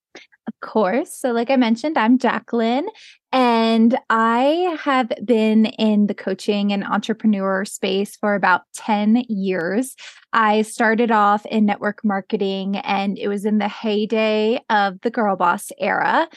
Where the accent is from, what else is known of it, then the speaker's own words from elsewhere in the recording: Pennsylvania, United States; moved away as an adult; now in Jackson Hole, United States; I grew up in Pennsylvania, and I eventually moved out to Jackson Hole, Wyoming, where I live now